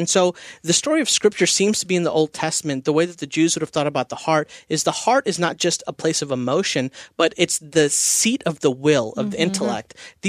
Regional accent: India; I'm Indian. We eat Indian food at holidays. Indian cooking takes all day, right?

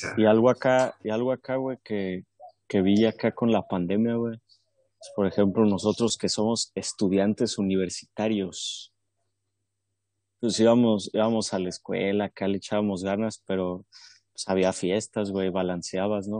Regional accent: Mexico

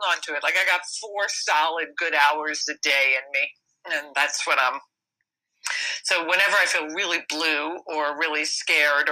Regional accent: New York, United States; I was born and raised in New York

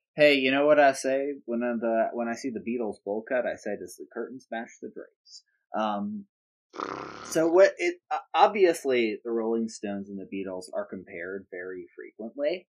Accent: United Kingdom; being British

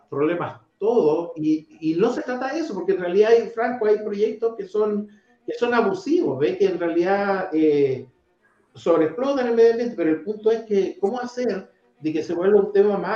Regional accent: Iquique, Tarapacá, Chile; born there; yo nací en Iquique, ¿ve? Y yo estudié en Arica y yo cuando nací en Iquique era una belleza esa ciudad

